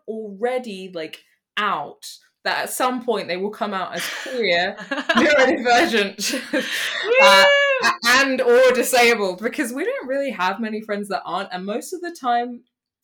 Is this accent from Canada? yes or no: no; United Kingdom; I'm British and that's where I am right now.